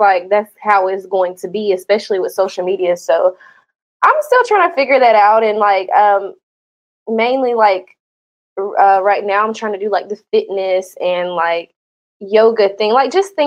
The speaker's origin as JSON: {"language": "English", "region": "Georgia", "country": "United States", "moved": "yes", "lives_now": "Florida, United States", "said": "I'm from Georgia, so I literally moved like straight from Georgia to Florida"}